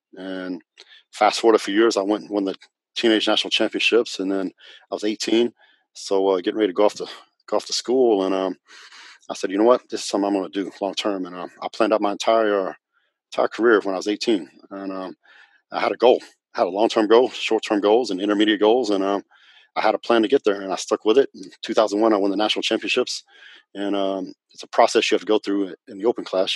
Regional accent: Northwest Texas, United States; also born or lived in Dallas-Fort Worth, Texas; I'm from Texas, and um, and I grew up in a little town in Northwest Texas

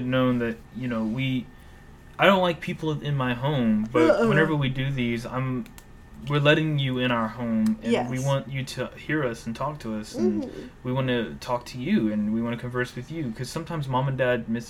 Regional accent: Louisiana, United States; also born or lived in Lafayette, Louisiana / New Orleans / Baton Rouge; I was born and raised in Lafayette, Louisiana. Well, born in Lafayette, raised in a shitty little country town.

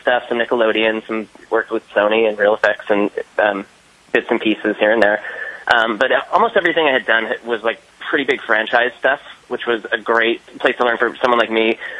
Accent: Bay Area, California, United States; I'm actually from the Bay Area

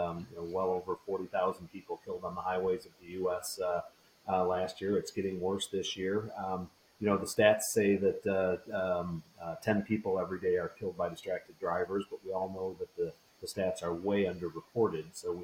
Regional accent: Michigan, United States; for example, in my home state, it's referred to as Hands Free Michigan.

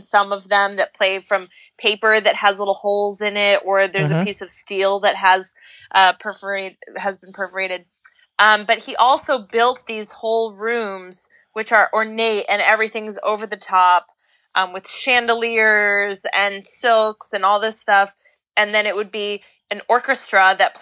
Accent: Appleton, Wisconsin, United States; moved away; also born or lived in New York City; I'm from Appleton, Wisconsin.

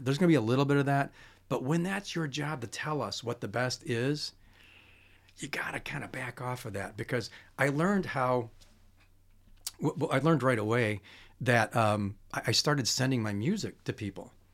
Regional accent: Chicago, Illinois, United States; I'm from Chicago

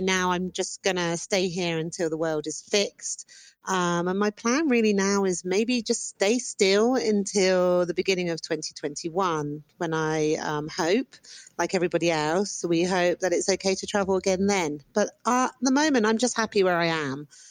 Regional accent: United Kingdom; moved away as an adult; now in Antigua, Guatemala; I'm British.

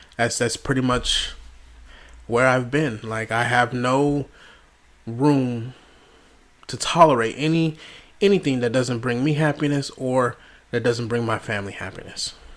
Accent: Las Vegas, Nevada, United States; moved away as an adult; now in Delaware, United States; I'm originally from Las Vegas, Nevada, moved to, to Delaware with my wife and my children

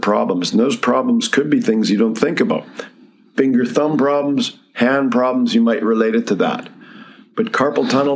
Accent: Medicine Hat, Alberta, Canada; I'm from Medicine Hat originally. That's where I grew up.

